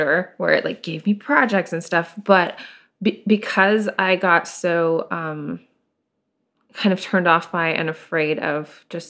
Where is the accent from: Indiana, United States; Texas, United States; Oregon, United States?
Oregon, United States; Portland; now in San Diego, United States; I grew up in Portland, like, I went to high school in the suburbs of Portland, which, you know, were very different than being in Portland proper, and it was just, like, yeah, a little bit small-town mentality.